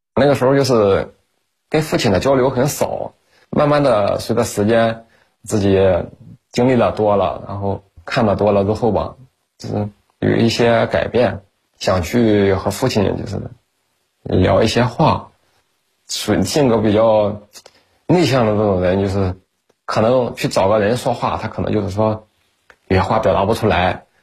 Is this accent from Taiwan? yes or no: no; Tai'an, Shandong, China; now in Qingdao, China; 我们老家呢是山东泰安的，现在定居在青岛城阳